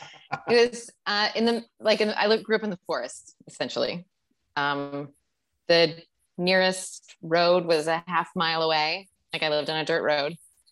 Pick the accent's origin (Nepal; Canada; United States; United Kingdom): United States; Wisconsin; moved away as an adult; also born or lived in Michigan / Chicago; I grew up in Wisconsin. I went to school in Michigan And I moved to Chicago after school.